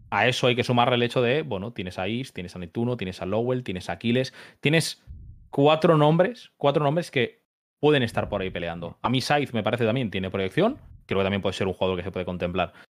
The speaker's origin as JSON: {"language": "Spanish", "country": "Spain", "said": "que soy español"}